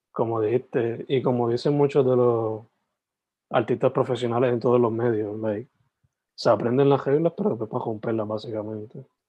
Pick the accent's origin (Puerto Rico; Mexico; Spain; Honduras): Puerto Rico; Sabana Grande; soy de Sabana Grande originalmente